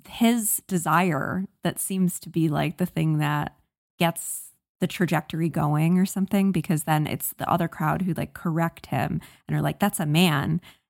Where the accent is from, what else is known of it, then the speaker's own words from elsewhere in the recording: Virginia, United States; I grew up in Northern Virginia, and I've been around similar kind of beach culture